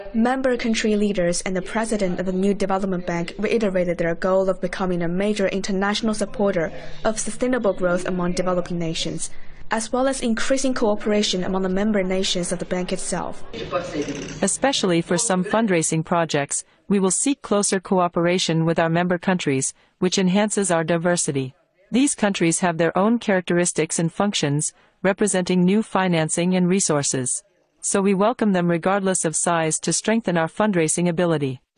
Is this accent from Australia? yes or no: no; India; I'm from India